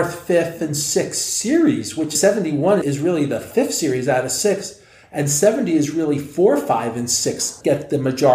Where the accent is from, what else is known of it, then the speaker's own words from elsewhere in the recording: New Jersey, United States; when I grew up in New Jersey